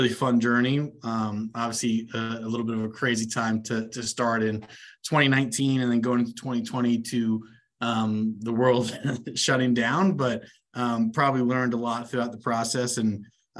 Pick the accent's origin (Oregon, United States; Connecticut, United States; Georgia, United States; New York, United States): New York, United States; New York City; I'm a local New Yorker, born and raised in Queens.